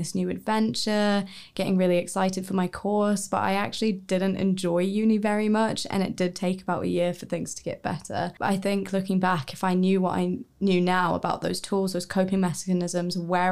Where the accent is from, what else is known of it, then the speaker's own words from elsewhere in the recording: New Zealand; moved away as an adult; I'm from New Zealand and I literally came as far away as I could